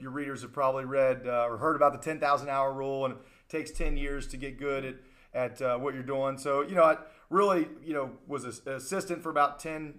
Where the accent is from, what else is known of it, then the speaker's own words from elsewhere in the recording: Charleston, West Virginia, United States; I was born and raised here in Charleston, West Virginia